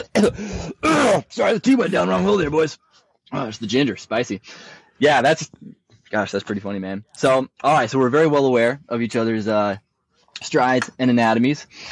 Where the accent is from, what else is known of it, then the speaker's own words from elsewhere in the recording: Hudson Valley, New York, United States; also born or lived in Colorado; I am in the Hudson Valley in New York. This is where I grew up